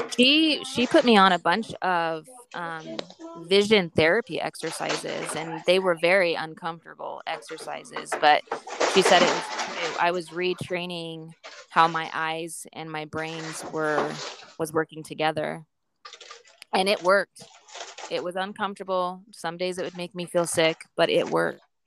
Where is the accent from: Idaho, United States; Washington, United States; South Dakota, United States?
Idaho, United States; Boise; I'm from I'm from Idaho, Boise, Idaho